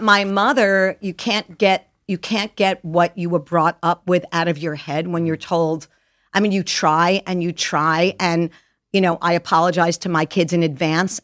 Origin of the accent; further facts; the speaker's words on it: Jericho, New York, United States; moved away as an adult; also born or lived in Detroit; I lived there till I was six months old, and then I moved to this magical little town called Jericho, Long Island, New York